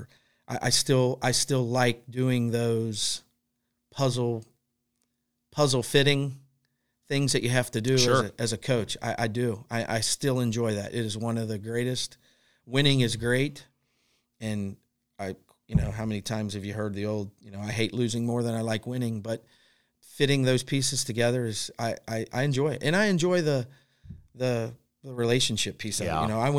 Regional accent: Covington, Kentucky, United States; I grew up with him in Covington.

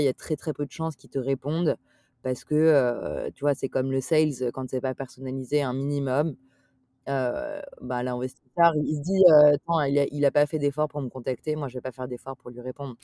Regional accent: Paris, Île-de-France, France; j'ai grandi à Paris

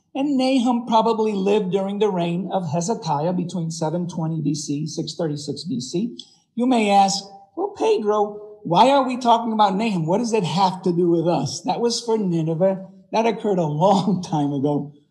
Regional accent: Puerto Rico; moved away; I was raised in Puerto Rico

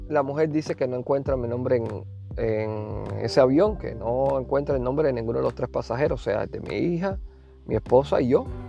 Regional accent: Cuba; also born or lived in Havana; now in Phoenix, United States; como decimos en buen cubano

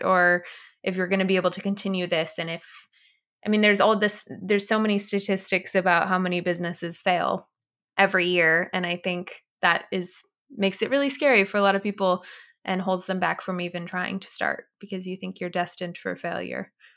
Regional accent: Orange County, Southern California, United States; I was born and raised in Southern California in Orange County area

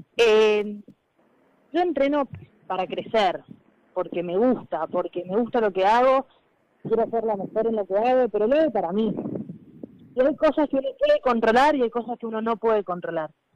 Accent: Mendoza, Argentina; moved away as an adult; also born or lived in Buenos Aires (Club Italiano); me fui de Mendoza a, Italiano, que en ese momento tenía 21 años

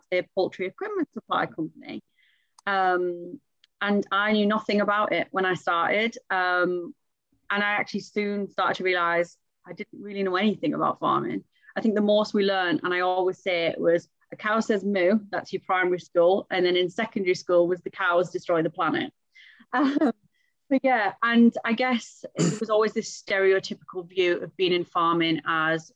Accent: Middlesbrough, North East England, United Kingdom; I'm from Middlesbrough

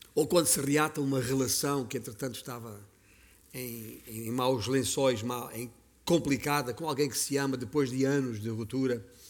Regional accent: Beja, Alentejo, Portugal; eu nasci em Beja, no Alentejo

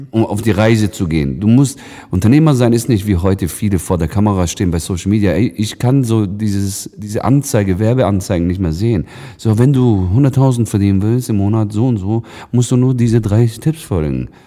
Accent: Lake Constance area, Germany; ich komme aus der Nähe vom Bodensee.

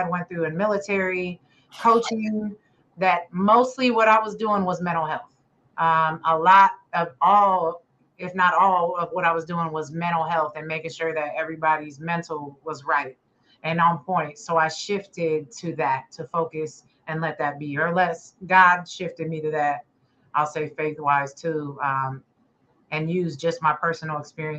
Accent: Ohio, United States; also born or lived in England / Japan / Korea / Hawaii; I'm a military kid, so I was born in England, moved to Japan, then Korea, then Hawaii before moving to Ohio. So I say I lived in Ohio the longest. That's where I claim where I'm from.

